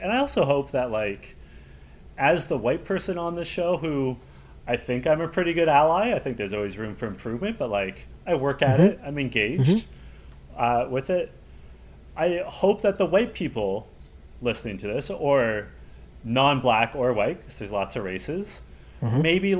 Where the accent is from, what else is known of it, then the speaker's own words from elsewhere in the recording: Canada; I'm a proud Canadian. Like, I love my country. Yeah. I'm like a seventh generation Canadian.